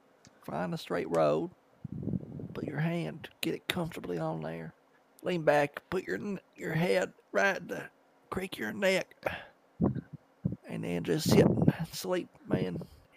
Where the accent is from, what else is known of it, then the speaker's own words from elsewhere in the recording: North Dakota, United States; No, I'm from North Dakota, but I'm up in Canada right now.